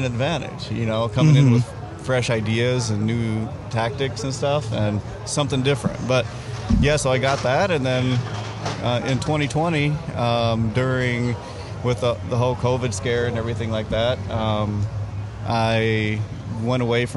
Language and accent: English; Arkansas, United States; moved away as an adult; now in Fargo, United States; originally I'm from Arkansas. So, I mean, I grew up fishing on small farm ponds down there